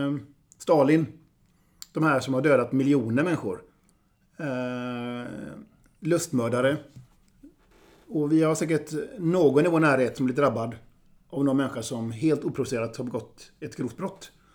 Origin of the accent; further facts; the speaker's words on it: Gothenburg, Västra Götaland, Sweden; also born or lived in Vilhelmina (Southern Sami ancestry); Jag är göteborgare